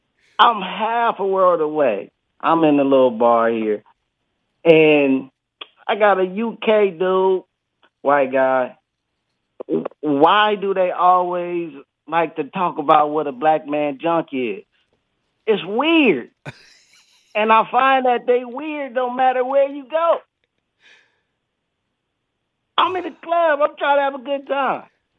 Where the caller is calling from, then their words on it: Bangkok, Thailand; Man, I'm calling from Bangkok, bro. It's about 10:42 here.